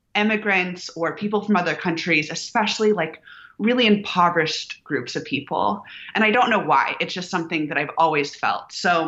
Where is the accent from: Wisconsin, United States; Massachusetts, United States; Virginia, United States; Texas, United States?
Texas, United States; Houston; moved away as an adult; now in Austin, United States; I was born in Houston to entrepreneurs.